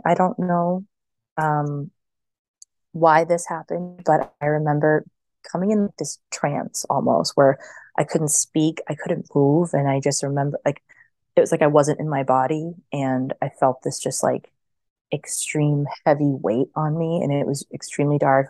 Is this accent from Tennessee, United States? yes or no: no; right outside of Boston, Massachusetts, United States; I grew up like right outside of Boston